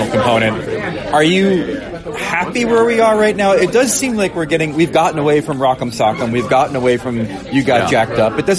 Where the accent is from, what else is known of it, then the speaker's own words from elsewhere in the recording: United States; as American hockey fans